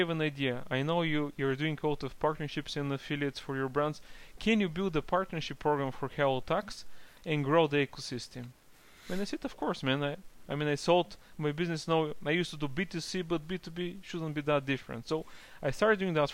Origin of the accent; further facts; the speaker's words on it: Bulgaria; I'm from Bulgaria originally, so I started from Bulgaria